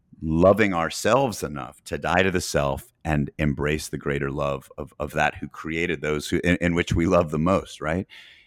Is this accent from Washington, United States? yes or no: no; Boston, Massachusetts, United States; also born or lived in Chattanooga, Tennessee / Greenville, South Carolina / Knoxville, Tennessee / Atlanta, Georgia; I was born in Chattanooga, but I lived in Boston, Massachusetts as a kid, then Greenville, South Carolina, then Knoxville, Tennessee. And then I lived in Atlanta before going in the Marines